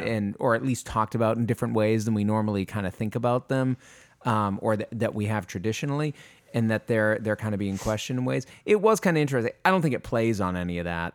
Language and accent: English; Maine, United States; moved away; I'm from Maine originally